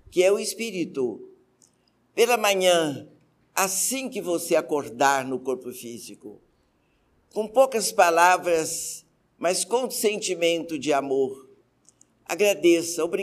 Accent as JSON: {"language": "Portuguese", "country": "Lebanon", "said": "Como boa libanesa, eu tinha uma boutique."}